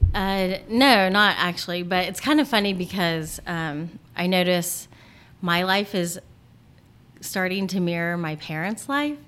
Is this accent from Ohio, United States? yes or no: yes; Portsmouth, Ohio, United States; moved away as an adult; also born or lived in North Carolina / Charleston, West Virginia; now in California, United States; I grew up in Portsmouth, Ohio